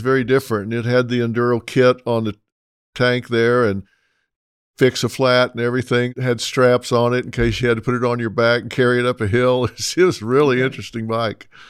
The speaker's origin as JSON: {"language": "English", "country": "United States", "tie": "born or raised there", "also_born_or_lived": "Texas / Oklahoma", "said": "I grew up in Texas and Oklahoma"}